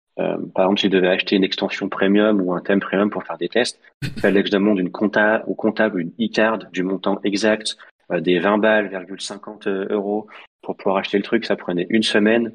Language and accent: French; Lyon, Auvergne-Rhône-Alpes, France; 69 parce qu'on est lyonnais